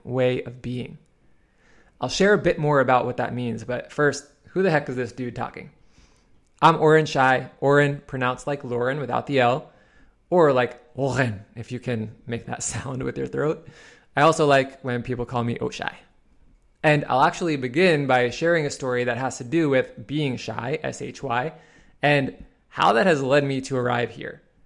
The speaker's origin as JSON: {"language": "English", "town": "New York City", "region": "New York", "country": "United States", "tie": "born or raised there", "said": "I was a shy boy growing up in Queens, New York"}